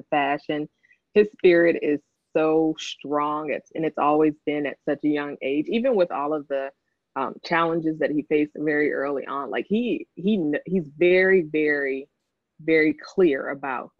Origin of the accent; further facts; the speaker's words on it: Los Angeles, California, United States; moved away as an adult; now in Washington, D.C., United States; growing up in South Central